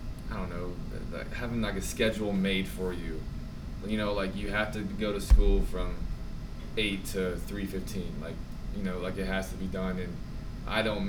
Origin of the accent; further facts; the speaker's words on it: near Cincinnati, Southwest Ohio, United States; moved away as an adult; also born or lived in Philadelphia, Pennsylvania / Richmond, Indiana / Memphis, Tennessee / Lafayette, Indiana; now in Crown Point, Indiana, United States; I am from Southwest Ohio, near Cincinnati, Kentucky area. I've kind of lived all over though.